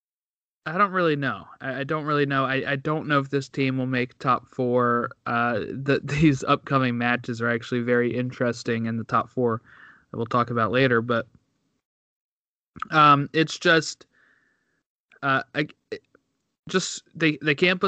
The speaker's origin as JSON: {"language": "English", "country": "United States", "said": "as an American fan"}